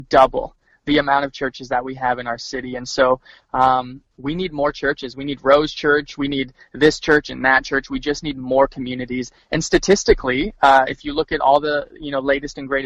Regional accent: Edmonton, Alberta, Canada; moved away as an adult; now in Winnipeg, Canada; we're originally from Edmonton

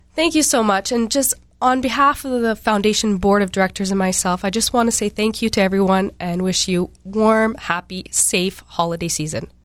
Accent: Cranberry Portage, Manitoba, Canada; moved away; I grew up in Cranberry Portage, way up north

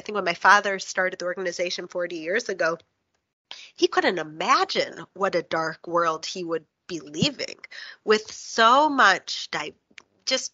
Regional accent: Chicago, Illinois, United States; moved away; also born or lived in New York; I grew up in Chicago and I was studied in New York

